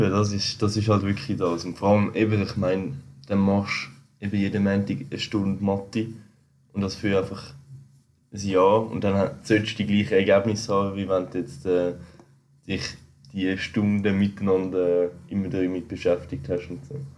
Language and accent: German; Switzerland; als Schweizer sind wir